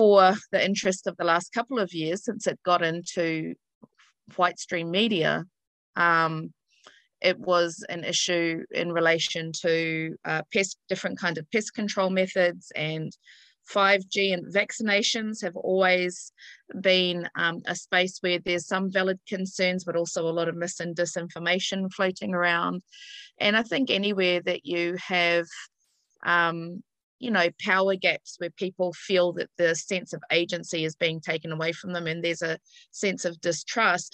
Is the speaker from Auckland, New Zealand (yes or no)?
no; East Coast of the North Island, Gisborne, New Zealand; the east coast of Te Ika, Māui, whose colonizer name is the North Island. And I stay right on the Eastern Cape